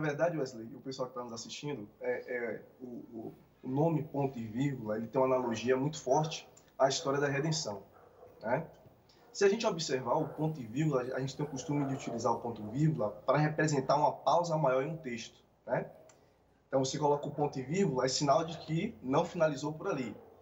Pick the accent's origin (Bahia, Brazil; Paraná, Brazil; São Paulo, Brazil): Bahia, Brazil; Cruz das Almas; eu sou aqui da cidade de Cruz das Almas, vizinha aqui a Capelo Sul